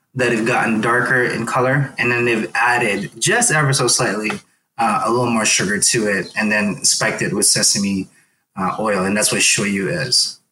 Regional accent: Philippines; moved away; I grew up in the Philippines where we had to hunt for some some of our food too

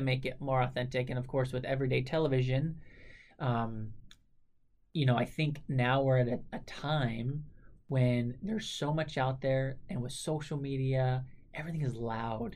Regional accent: Southern California, United States; Growing up in Southern California and having family in the mountains, like Flagstaff, Arizona, outside of Phoenix

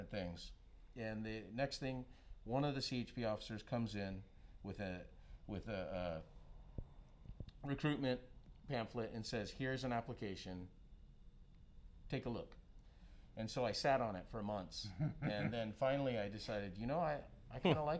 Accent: Hawaii, United States; also born or lived in Oahu / Maui / Big Island; now in Santa Cruz, United States; Born and raised in Hawaii

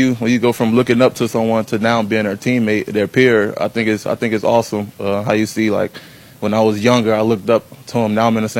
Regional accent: Miami, Florida, United States; growing up in Miami

